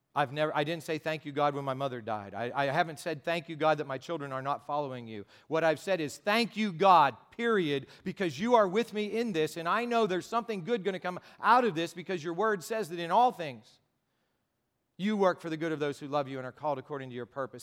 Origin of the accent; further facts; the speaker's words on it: United States; I'm an American and because I speak some Spanish